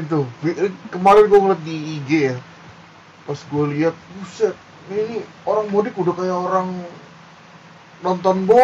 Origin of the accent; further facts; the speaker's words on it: Manggisan, Indonesia; Saya kampungnya di Manggisan ya pak